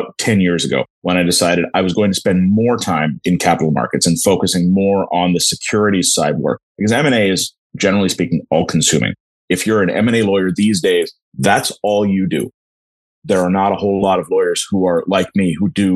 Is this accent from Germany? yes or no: no; Northern California, United States; also born or lived in India / Los Angeles, California / New York / London; I was born in India, grew up there till I was about 5 years old, and then my family moved out to Northern California